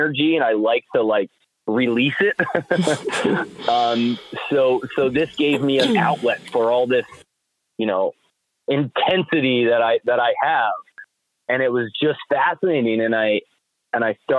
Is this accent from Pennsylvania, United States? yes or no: no; New Salem, New York, United States; also born or lived in Voorheesville, New York; I grew up in New Salem